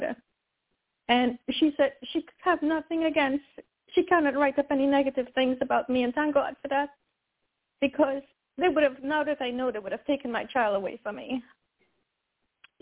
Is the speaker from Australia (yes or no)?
no; Trinidad & Tobago; now in United States; I was born in Trinidad